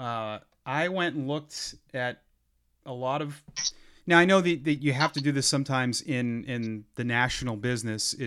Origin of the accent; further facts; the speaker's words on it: Ashland, Massachusetts, United States; my hometown of Ashland, Mass